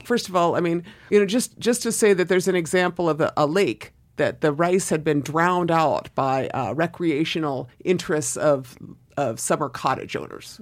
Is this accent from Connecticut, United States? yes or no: no; Southern Oregon, United States; moved away as an adult; also born or lived in East Los Angeles, California / Boston/Cambridge, Massachusetts; I left Southern Oregon, small town of Southern Oregon, and, and moved to, uh, Boston or Cambridge to go to school